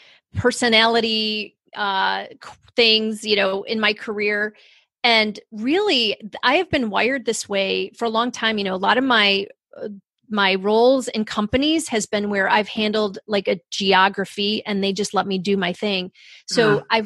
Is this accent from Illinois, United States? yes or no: no; Rochester, New York, United States; I grew up in Rochester, New York, up near Canada in the snow and the cold